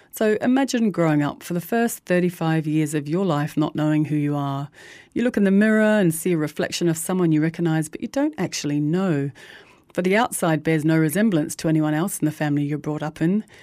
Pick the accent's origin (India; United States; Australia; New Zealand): New Zealand; I grew up in New Zealand in the early seventies with divorcing parents